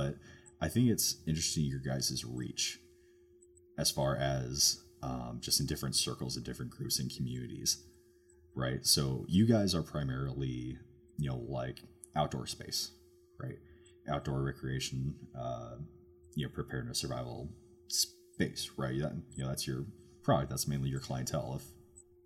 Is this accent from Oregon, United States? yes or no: yes; Oregon, United States; moved away; I'm from Oregon originally. I'm from the Pacific Northwest